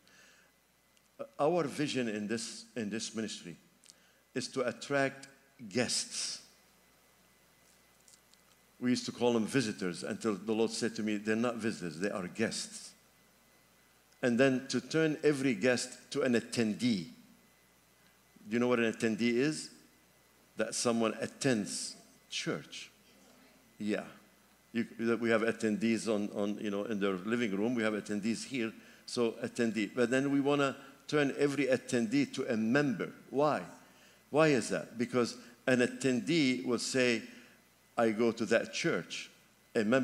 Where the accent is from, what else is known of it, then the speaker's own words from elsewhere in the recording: Lebanon; moved away; my home country, Lebanon